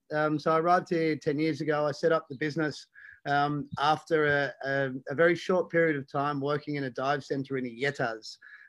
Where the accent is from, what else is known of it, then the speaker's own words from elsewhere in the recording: Australia; accent: Australian; moved away as an adult; also born or lived in Tasmania; now in Mallorca, Spain; I try to shake my Australian accent, but it stays with me everywhere I go. Born and bred in Oz, and I've been here in Mallorca for the last 10 years.